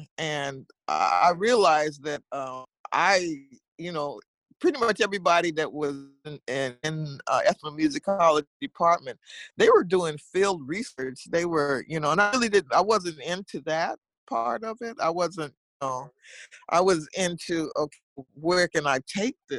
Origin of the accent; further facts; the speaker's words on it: Seattle, Washington, United States; I'm from Seattle, Washington